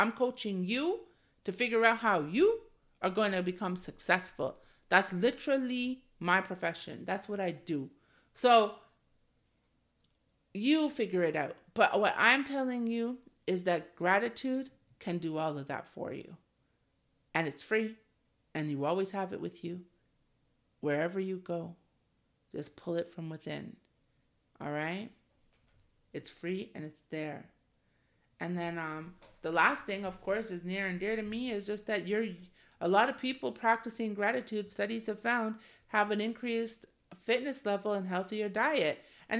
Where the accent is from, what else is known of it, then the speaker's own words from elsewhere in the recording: Ontario, Canada; I live in Canada and I came from Ontario, specifically GTA, where immigration is huge